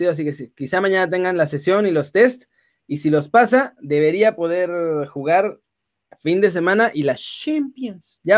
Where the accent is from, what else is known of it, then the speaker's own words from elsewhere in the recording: Mexico City, Mexico; yo soy de Xochimilco